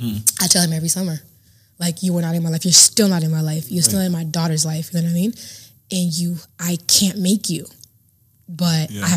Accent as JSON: {"language": "English", "town": "Dallas", "region": "Texas", "country": "United States", "tie": "born or raised there", "also_born_or_lived": "Kenya", "said": "So I was born in Kenya. Mm-hmm. All right. I moved to Dallas when I was 9 years old."}